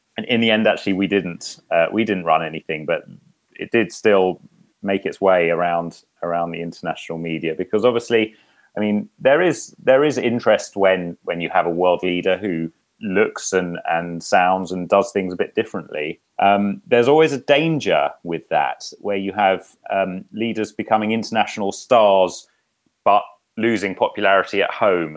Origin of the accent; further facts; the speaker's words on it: United Kingdom; now in Helsinki, Finland; as a Brit